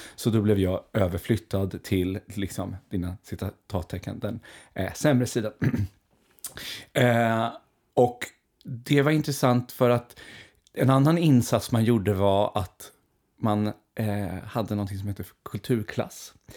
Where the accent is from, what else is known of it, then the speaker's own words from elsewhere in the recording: Skogås, Stockholm County, Sweden; där växte jag upp tillsammans med min mamma